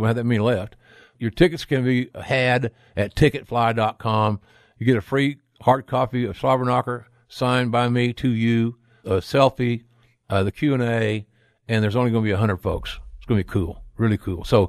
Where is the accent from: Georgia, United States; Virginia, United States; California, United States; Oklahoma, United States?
Oklahoma, United States; from the rolling hills of my home state of Oklahoma